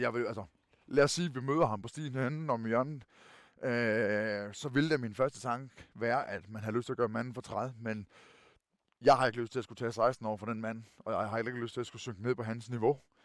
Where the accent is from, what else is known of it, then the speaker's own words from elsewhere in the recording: Kerteminde, Southern Denmark, Denmark; accent: Funen (fynsk); jeg er født og opvokset i Katminde, i Kærteminde, hvor jeg stadigvæk bor